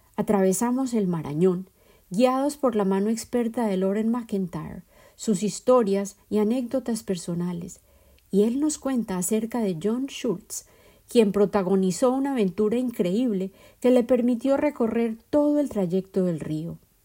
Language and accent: Spanish; Colombia; moved away; mi país de origen, Colombia